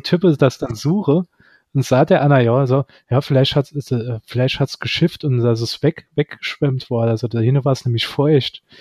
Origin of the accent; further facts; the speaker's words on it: Saarland, Germany; als Saarländer